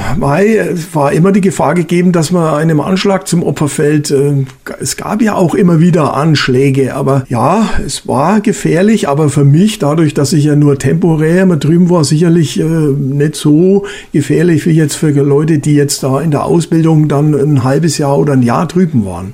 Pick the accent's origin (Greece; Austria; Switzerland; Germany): Germany; dass wir als Deutsche dagegen gefeit waren